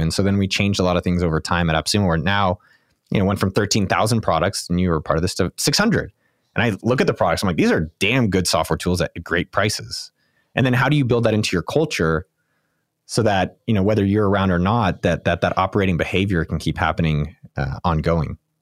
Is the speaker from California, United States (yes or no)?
yes; Silicon Valley, California, United States; I grew up in Silicon Valley